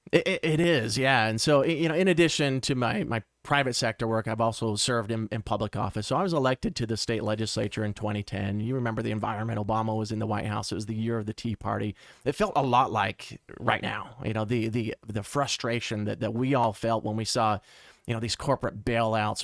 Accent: Mesa, Arizona, United States; Born and raised in Mesa

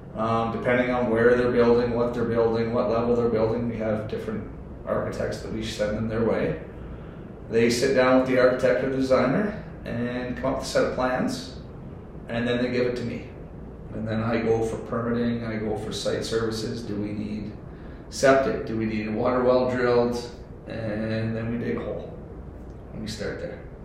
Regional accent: Ontario, Canada; moved away; I'm from Ontario

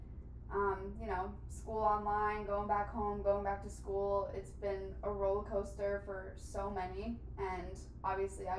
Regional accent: Westchester, New York, United States; moved away; also born or lived in Salve Regina University (Rhode Island); I'm originally from Westchester, New York.

